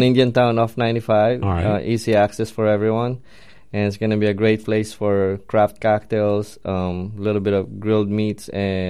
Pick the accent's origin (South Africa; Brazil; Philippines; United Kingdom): Philippines; moved away as an adult; now in Palm Beach County, United States; Yep, I was born and raised in the Philippines. I always like to share that I'm kind of raised on the streets because I traveled a lot. But born and raised there, but I grew up here in Palm Beach County for the most part of my adult